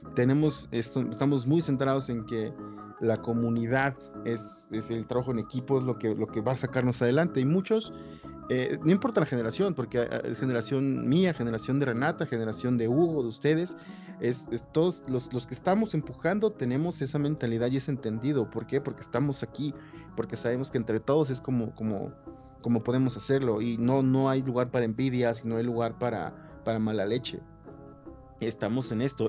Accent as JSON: {"language": "Spanish", "town": "Acapulco", "region": "Guerrero", "country": "Mexico", "tie": "born or raised there", "said": "yo me crié en Acapulco"}